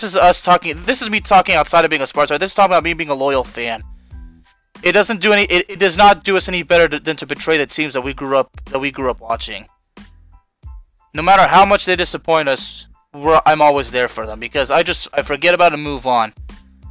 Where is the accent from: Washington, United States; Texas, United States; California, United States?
Texas, United States; Dallas-Fort Worth area; I grew up in the DFW area